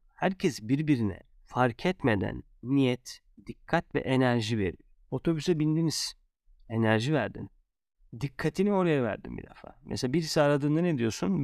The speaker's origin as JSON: {"language": "Turkish", "country": "Turkey"}